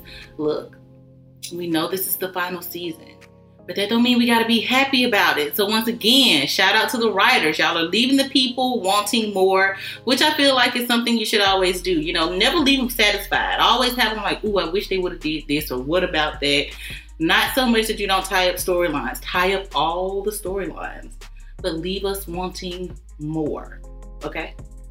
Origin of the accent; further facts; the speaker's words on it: the South, United States; I'm from the South.